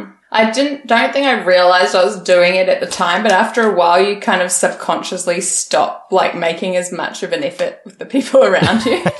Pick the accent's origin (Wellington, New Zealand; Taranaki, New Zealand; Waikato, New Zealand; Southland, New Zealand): Southland, New Zealand; Invercargill; also born or lived in Auckland / Christchurch; And then we moved from Invercargill.